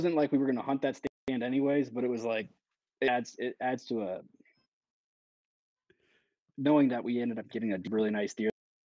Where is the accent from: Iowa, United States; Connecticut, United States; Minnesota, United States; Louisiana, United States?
Iowa, United States; DeWitt; also born or lived in Pennsylvania; It's a little weird, but I was born in Pennsylvania. I've lived in five different states growing up. I call my hometown DeWitt, Iowa.